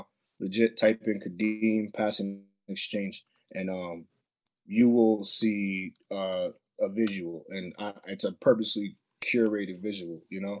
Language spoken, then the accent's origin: English; Boston, Massachusetts, United States; I'm from Boston, but you know, Mattapan is where I'm from